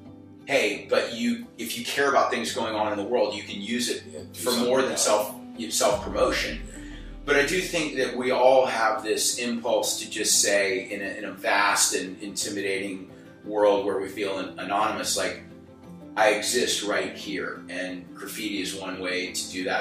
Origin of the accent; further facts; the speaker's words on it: South Carolina, United States; I'm from South Carolina